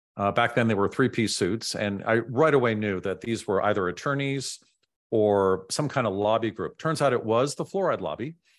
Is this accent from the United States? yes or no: yes; San Francisco, California, United States; also born or lived in Silicon Valley; I grew up in San Francisco